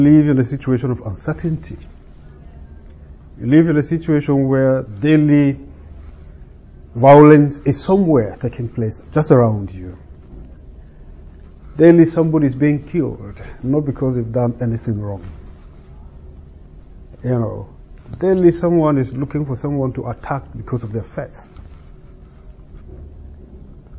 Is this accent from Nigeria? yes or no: yes; Nigeria; moved away; I come from Nigeria